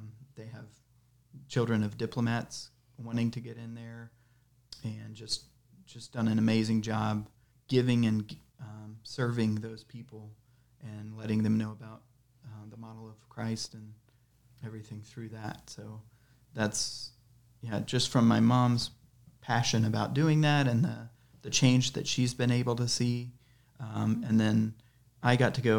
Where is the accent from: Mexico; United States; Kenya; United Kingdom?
Kenya; I was born in Kenya